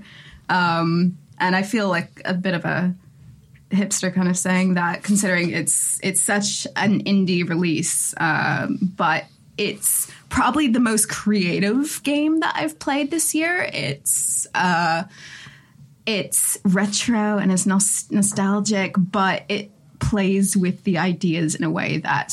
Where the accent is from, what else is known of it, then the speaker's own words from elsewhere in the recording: Canada; as a Canadian